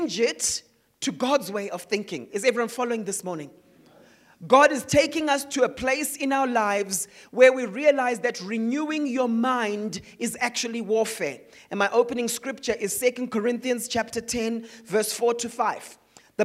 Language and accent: English; Zimbabwe; Growing up in Zimbabwe.